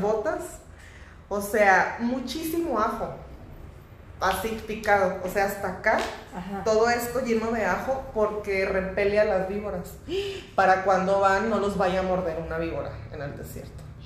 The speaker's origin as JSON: {"language": "Spanish", "country": "Mexico", "said": "yo siendo mexicana"}